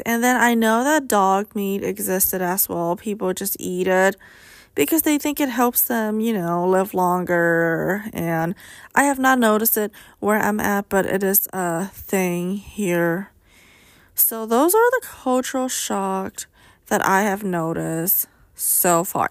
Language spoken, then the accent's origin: English; United States; Being Asian American, but a U S citizen